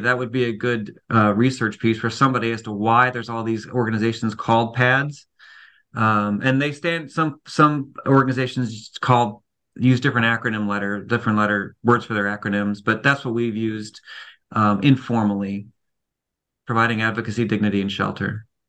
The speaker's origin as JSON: {"language": "English", "town": "Cleveland", "region": "Ohio", "country": "United States", "moved": "yes", "said": "I'm from Cleveland"}